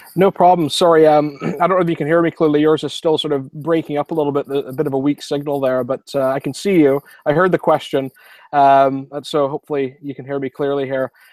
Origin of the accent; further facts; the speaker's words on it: Canada; since I'm a Canadian